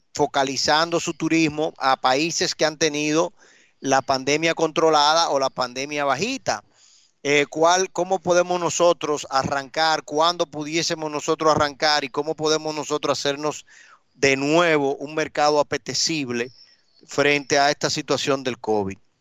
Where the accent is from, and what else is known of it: Dominican Republic